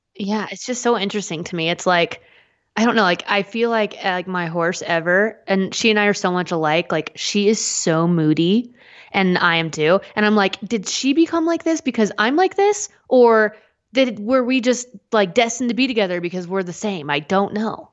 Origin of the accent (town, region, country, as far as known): United States